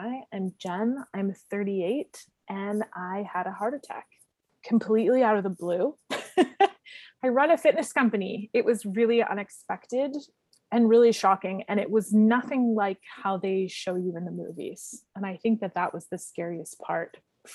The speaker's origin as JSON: {"language": "English", "region": "the Maritimes", "country": "Canada", "moved": "yes", "lives_now": "Hamilton, Canada", "said": "I'm from the Maritimes. My sisters are my best friends. I miss the Maritimes. I haven't been home since COVID."}